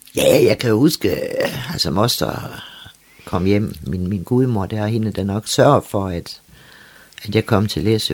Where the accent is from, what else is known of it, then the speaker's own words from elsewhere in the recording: Læsø, North Denmark Region, Denmark; Så jeg endte jo så på Læsø ved min mormor